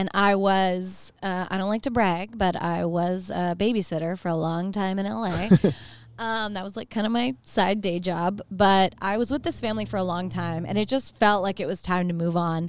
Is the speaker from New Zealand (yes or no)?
no; Canada; now in United States; as a Canadian